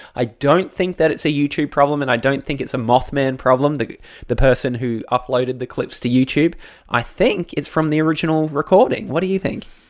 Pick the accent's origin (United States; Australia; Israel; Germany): Australia; as an Australian